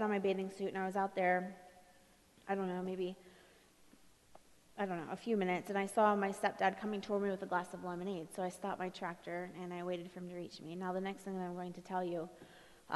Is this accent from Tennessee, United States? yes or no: no; Ohio, United States; I come from Ohio, and the place I'm from, we had one street light